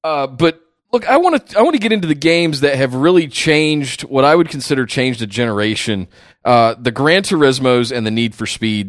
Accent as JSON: {"language": "English", "town": "Charlotte", "region": "North Carolina", "country": "United States", "tie": "born or raised there", "said": "I grew up in Charlotte."}